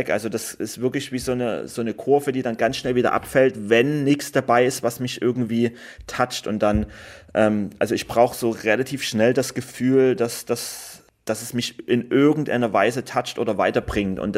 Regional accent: Germany; die haben mich auch immer mit großen Augen angeguckt, wenn ich gesagt habe, ich komme aus Deutschland

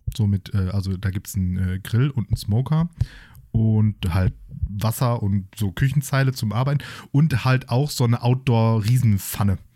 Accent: Germany; als Deutsche

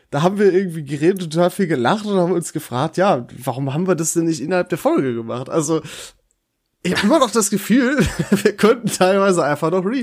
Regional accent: Dorsten, North Rhine-Westphalia, Germany; In Dorsten zum Beispiel, also aus meiner Heimatstadt, ist das eindeutig Feltins.

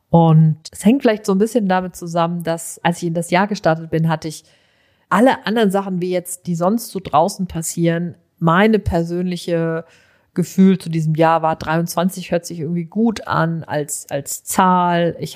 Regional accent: North Rhine-Westphalia, Germany; also ich komme aus dem Sauerland, ich bin ein Kind der 70er, ich erinnere mich an sehr, sehr viele, sehr verregnete, einfach im Grunde sehr kühle Sommer.

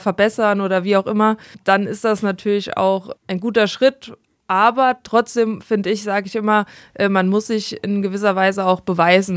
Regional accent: Monzingen, Rhineland-Palatinate, Germany; ich komme aus Monzingen

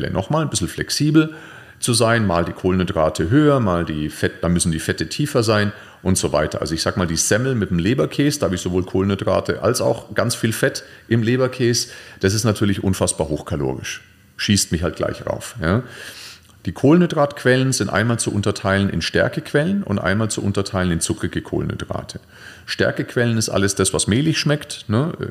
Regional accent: Nuremberg, Bavaria, Germany; Oder mal eine Nürnberger, ich komme ja aus Nürnberg, Nürnberger Bratwurst finde ich sensationell

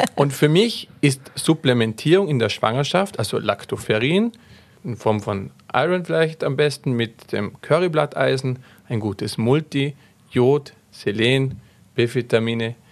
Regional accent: Austria; bei uns in Österreich

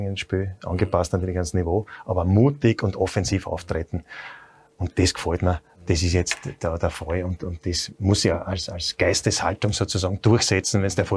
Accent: Austria; das hat sich auch bei uns in Österreich schon viel entwickelt, auch bei Salzburg.

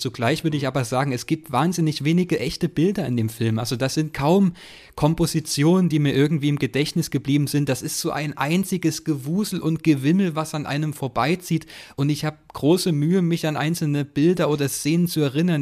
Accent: Chemnitz region, Saxony, Germany; ich komme so aus der Chemnitzer Region

